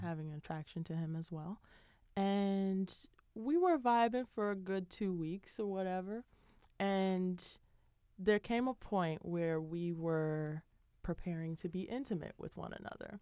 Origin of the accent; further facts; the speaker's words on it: Chicago, Illinois, United States; now in Boston, United States; I'm from Chicago